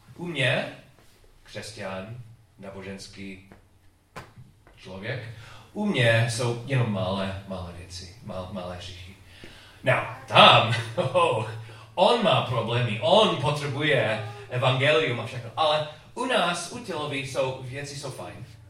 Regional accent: United States; Czech is a second language; u nás v Americe

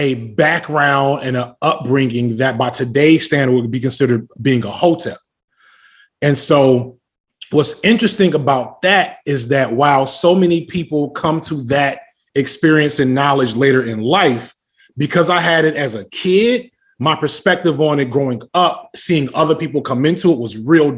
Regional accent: Chicago, Illinois, United States; I am originally from Chicago

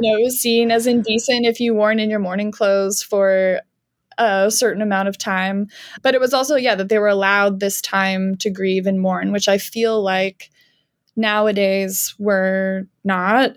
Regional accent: Canada; moved away as an adult; also born or lived in Georgia, United States / Alabama, United States; now in United States; I'm from Canada

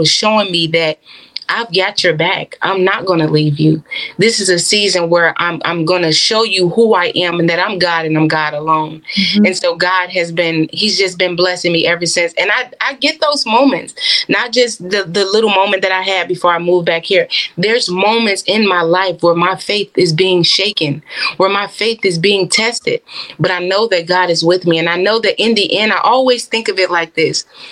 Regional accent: Chicago, Illinois, United States; also born or lived in Florida; I moved from Florida back to my hometown, Chicago.

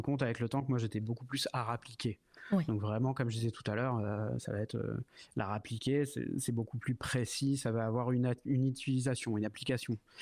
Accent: Sotteville-lès-Rouen, Normandy, France; je viens de, je viens de Normandie. Je suis de Seine-Maritime. Je suis né à Rouen et je vivais à Sotteville-les-Rouen, donc une petite ville juste à côté

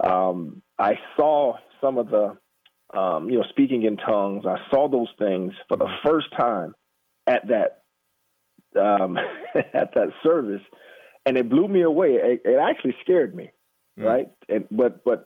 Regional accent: Jacksonville, Florida, United States; I'm born and raised in Jacksonville, Florida

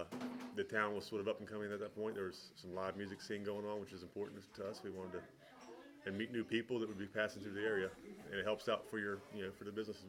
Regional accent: Helvetia, West Virginia, United States; I grew up in Helvetia, a really small town in Randolph County

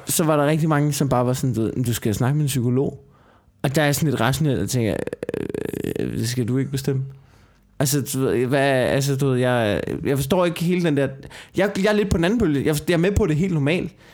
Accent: Denmark

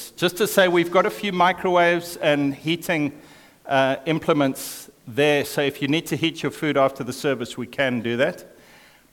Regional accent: Zimbabwe; I was born in Zimbabwe, which is an African country

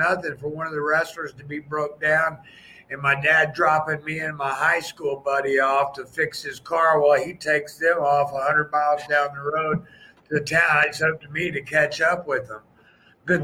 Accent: Tampa, Florida, United States; born there; because I was born in Tampa, Florida.

